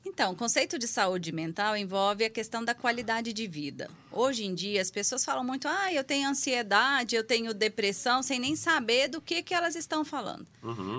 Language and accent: Portuguese; Goiás, Brazil; moved away as an adult; also born or lived in Goiânia; now in São Paulo, Brazil; há cinco anos em São Paulo, mas sou de Goiás